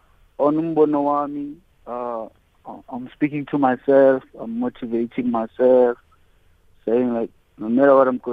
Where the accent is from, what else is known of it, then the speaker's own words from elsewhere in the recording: King William's Town, Eastern Cape, South Africa; first language Xhosa; English is a second language; Kalikin, Williamstown, that's my hometown.